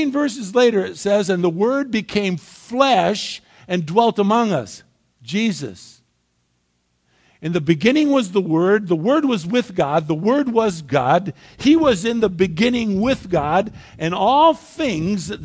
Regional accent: United States; I was born in the United States of America

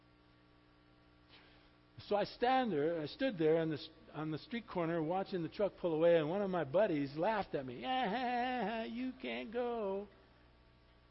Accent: Highland Park, Michigan, United States; When I was a little boy, we were born and raised in Highland Park, Michigan

